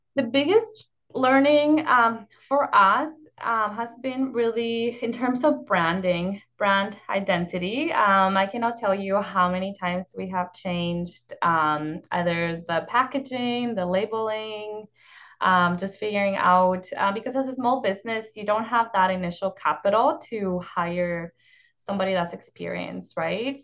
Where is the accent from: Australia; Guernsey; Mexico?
Mexico; northern Mexico; moved away; I grew up in northern Mexico in a small town, um, in the desert.